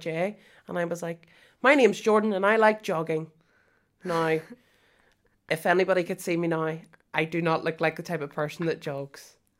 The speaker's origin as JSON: {"language": "English", "town": "Moira", "region": "Northern Ireland", "country": "United Kingdom", "said": "I'm from Moira"}